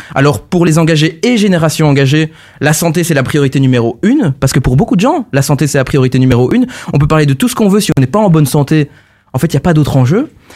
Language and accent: French; Charleroi, Wallonia, Belgium; now in Brussels, Belgium; je, suis, bruxellois aujourd'hui, mais je suis carolo à la base